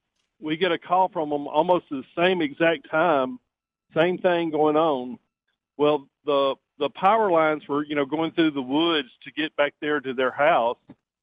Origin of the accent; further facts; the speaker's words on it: Chilton County, Alabama, United States; I grew up down in Chilton County